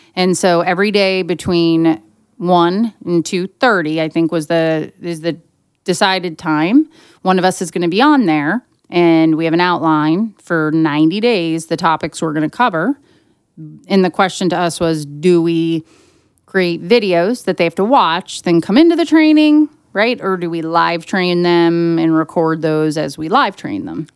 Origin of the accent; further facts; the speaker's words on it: western Pennsylvania, United States; my hometown in western Pennsylvania